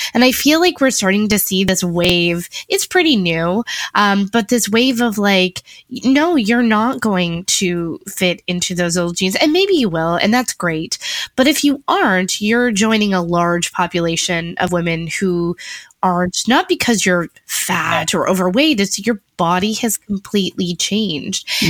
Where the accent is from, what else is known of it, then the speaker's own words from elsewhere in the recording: Niagara Falls, Ontario, Canada; I grew up in Niagara Falls, like, at a very like the wrong side of the tracks, high school in Niagara Falls